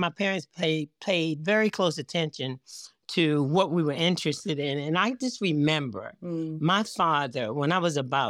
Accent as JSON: {"language": "English", "town": "Baltimore", "region": "Maryland", "country": "United States", "tie": "born or raised there", "said": "I grew up in Baltimore, nice. Maryland. I live outside of Baltimore now in Owings Mills, Maryland, you know, in the county outside. But this is my home."}